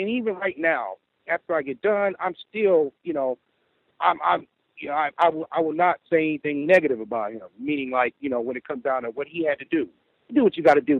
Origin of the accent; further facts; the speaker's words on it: Midwest, United States; I am from the Midwest